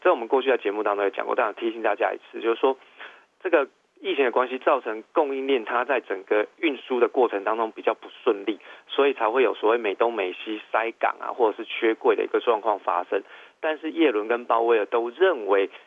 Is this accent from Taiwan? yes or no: yes; Taiwan; 用我们台湾人的形容词